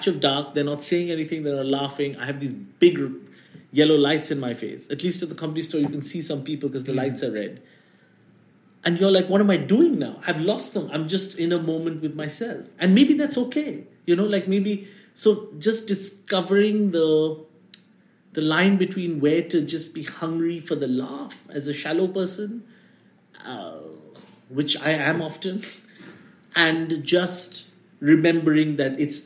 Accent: India

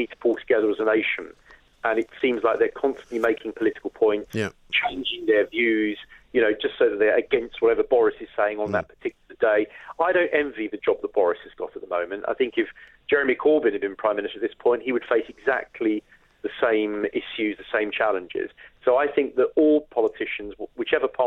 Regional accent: United Kingdom; we are British

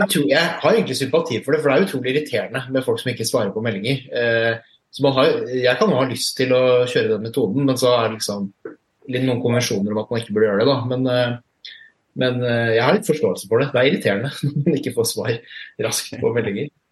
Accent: Fredrikstad, Østfold, Norway; now in Oslo, Norway; født og oppvokst i Fredrikstad

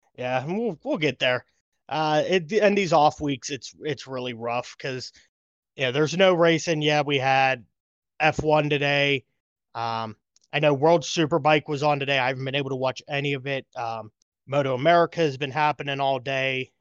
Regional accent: United States; as an American, you know, racing fan

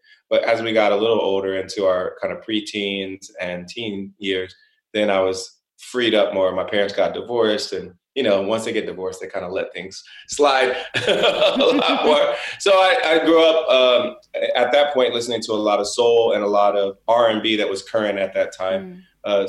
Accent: Springfield, Ohio, United States; moved away; I was brought up in Springfield, Ohio. It's a small city.

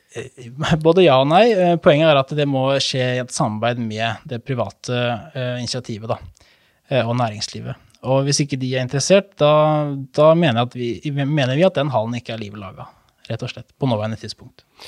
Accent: Hvaler, Østfold, Norway; moved away as an adult; now in Fredrikstad, Norway; Jeg er jo såkalt hvalgutt, som man sier

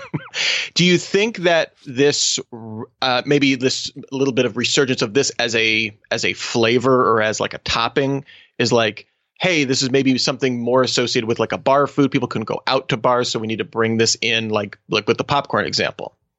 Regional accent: Australia; my home country of Australia

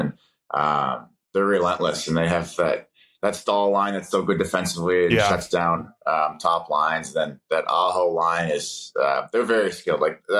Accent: East Coast, United States; One thing for me going into it was, if I could stay on the East Coast, I wanted to do that. I'm from the East Coast, and family's out there and stuff.

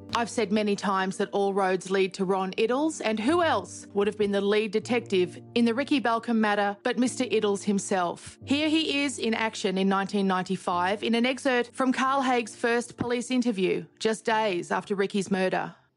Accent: Toowoomba, Queensland, Australia; now in Geelong, Australia; I come from Toowoomba in Queensland, which is a very similar town to Geelong

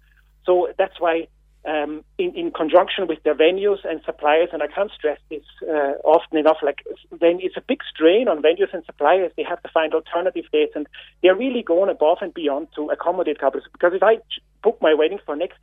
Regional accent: Austria; now in Ireland; I'm not a local. You can hear my accent. I'm from Austria

